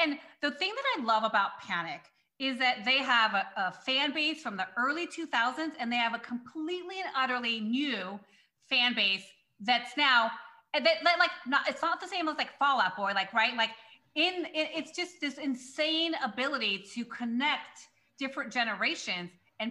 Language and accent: English; Long Beach, California, United States; cause I'm from Long Beach, right? Like I'm from Long Beach, California.